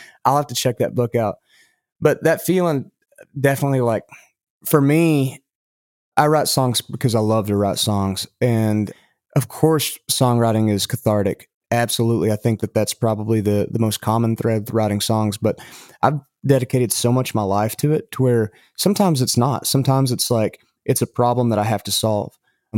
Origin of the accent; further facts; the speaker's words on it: Lubbock, Texas, United States; hey, you know, I know you're from Amarillo, I'm from Lubbock, and all this stuff.